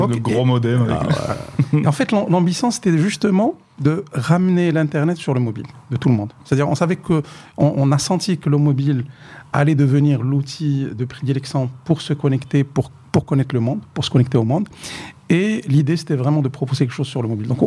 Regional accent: Sefrou, Fès-Meknès, Morocco; moi, non, moi, je suis de Sfro

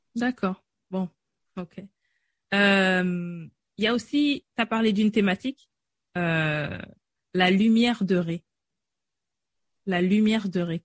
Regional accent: France; j'ai grandi en France toute ma vie

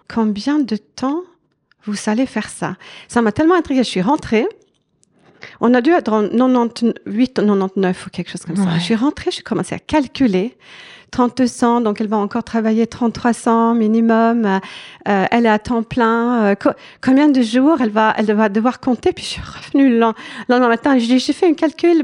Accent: Sweden; French is a second language; moved away as an adult; also born or lived in France / Switzerland; j'ai grandi en Suède et euh, toute mon éducation est là, de, là-bas.

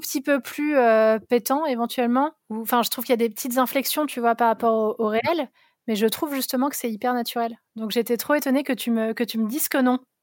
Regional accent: Vosges, Grand Est, France; J'ai grandi dans les Vosges

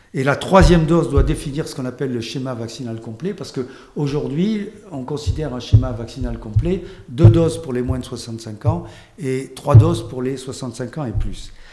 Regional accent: France; chez nous en France

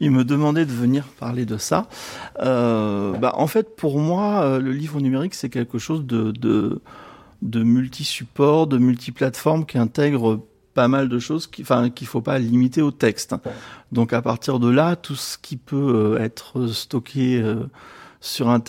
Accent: Avignon, Provence-Alpes-Côte d'Azur, France; Bonjour, alors donc … d'Avignon

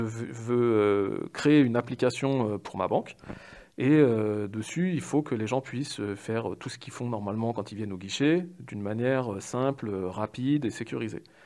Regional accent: Paris, Île-de-France, France; j'ai 38 ans, je suis parisien

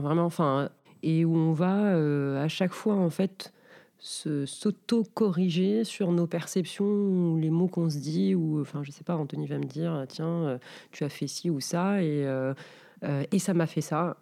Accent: Casablanca, Casablanca-Settat, Morocco; moved away as an adult; now in France; je suis née à Casablanca. Donc, j'ai fait mes études, enfin, collège, lycée à Casa

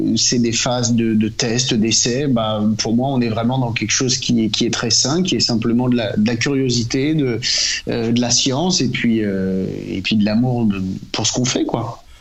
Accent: Normandy, France; en tant que Normand

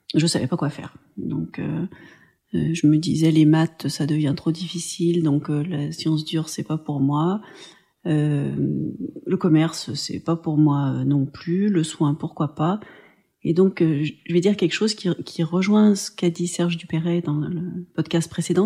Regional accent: Pont-de-Chéruy, Auvergne-Rhône-Alpes, France; j'ai grandi euh, à Pont-de-Chéruy, donc dans une euh, petite ville ouvrière

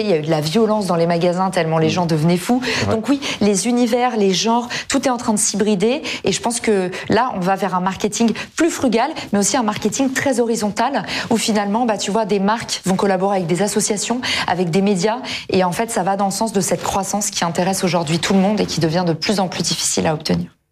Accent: United States; now in France; aux États-Unis, là d'où je viens

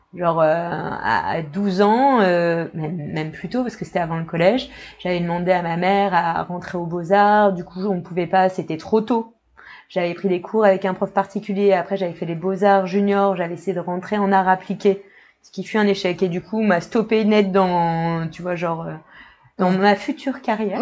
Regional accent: Le Havre, Normandy, France; moved away; also born or lived in Montpellier; je viens du Havre à la base

